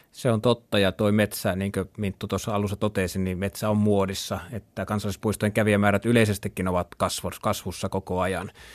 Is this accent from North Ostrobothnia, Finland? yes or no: yes; North Ostrobothnia, Finland; now in Southern Finland, Finland; minä olen Pohjois-Pohjanmaalta lähtöisin ja vietin siellä aika paljon nuoruutteni leikin metsässä